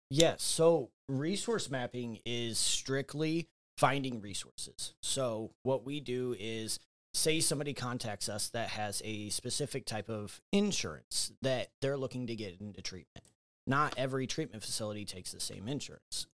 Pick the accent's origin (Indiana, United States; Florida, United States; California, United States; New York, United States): Indiana, United States; Fort Wayne; I'm local to Fort Wayne, uh, born and raised here, grew up, um, went, lived on the north side of town